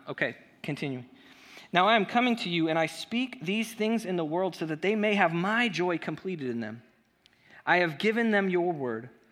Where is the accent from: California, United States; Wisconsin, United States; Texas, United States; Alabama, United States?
California, United States; Chula Vista; also born or lived in Gardena, California; I was raised in Gardena, California, uh, a couple blocks away from Compton, um, until I was in fourth grade when my family moved me to Chula Vista